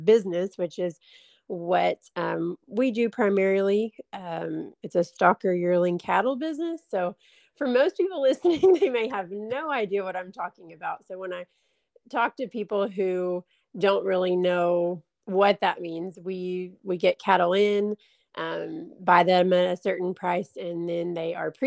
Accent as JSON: {"language": "English", "town": "Van Alstyne", "region": "Texas", "country": "United States", "tie": "born or raised there", "moved": "as an adult", "lives_now": "Chattanooga, United States", "said": "I am originally from Van Alstine, Texas"}